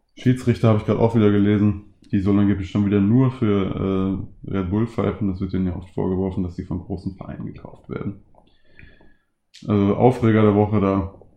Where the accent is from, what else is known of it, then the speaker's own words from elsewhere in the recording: Ruhr area, North Rhine-Westphalia, Germany; moved away; ich komme ungesprünglich aus dem Ruhrgebiet